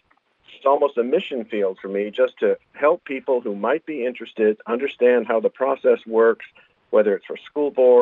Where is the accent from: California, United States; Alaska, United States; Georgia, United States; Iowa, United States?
Alaska, United States; Anchorage; also born or lived in Ketchikan / Bethel / Indian / Wasilla; I grew up in Anchorage, lived in Ketchikan and Bethel and Indian and Wasilla, and then down here on the Kenai the last 12 years